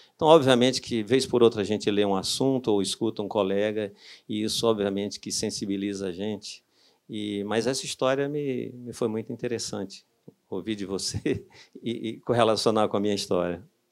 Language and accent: Portuguese; Brazil; moved away; lá no Cariri, de onde eu sou hoje